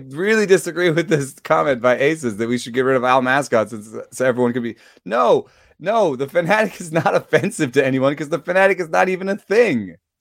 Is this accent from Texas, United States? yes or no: no; Atlanta, Georgia, United States; I grew up in Atlanta, uh, for the large part